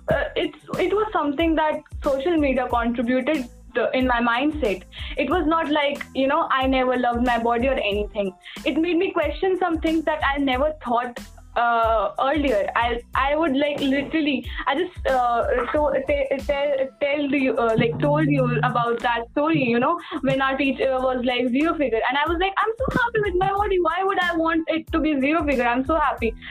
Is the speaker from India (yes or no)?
yes; India; we are Indian, we have brown skin